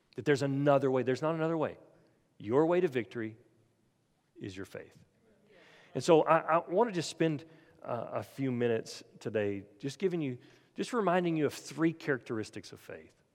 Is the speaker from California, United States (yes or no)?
no; Oklahoma, United States; moved away; I'm, I'm originally from Oklahoma